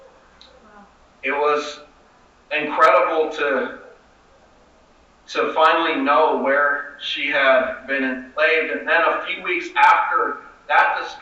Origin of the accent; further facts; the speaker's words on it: Seattle, Washington, United States; I'm Skyping in here to you all from my hometown of Seattle, occupied Duwamish territory